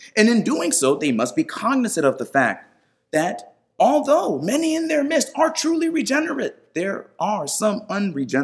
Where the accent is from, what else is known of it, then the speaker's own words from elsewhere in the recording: New York, United States; I was born in New York, so we are American.